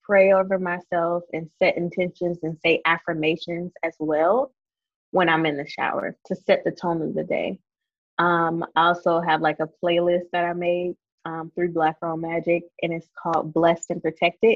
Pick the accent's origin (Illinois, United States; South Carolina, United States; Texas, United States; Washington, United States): South Carolina, United States; I grew up in South Carolina in the country. I'm a country girl. I live in the country.